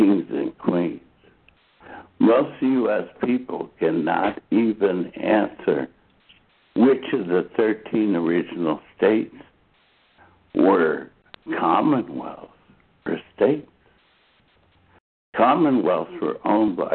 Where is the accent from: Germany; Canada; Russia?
Germany; Dachau, Bavaria; moved away; I grew up outside of Dachau, Germany